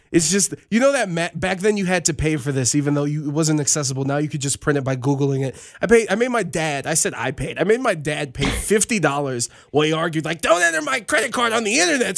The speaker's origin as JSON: {"language": "English", "town": "Cleveland", "region": "Ohio", "country": "United States", "tie": "born or raised there", "said": "growing up in Cleveland, there's a grocery store called Marks"}